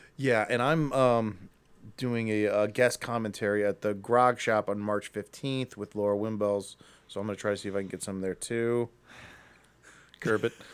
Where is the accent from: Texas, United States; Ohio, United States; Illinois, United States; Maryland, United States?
Ohio, United States; Akron; we're from Akron